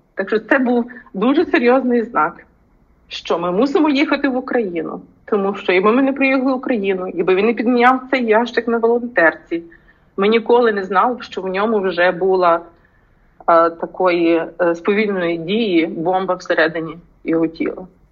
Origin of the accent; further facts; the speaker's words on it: Ukraine; moved away as an adult; also born or lived in United States; я українка